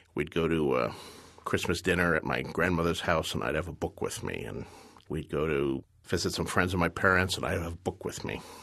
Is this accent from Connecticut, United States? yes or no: no; Bayonne, New Jersey, United States; I was a kid growing up in Bayonne, New Jersey in the nineteen fifties.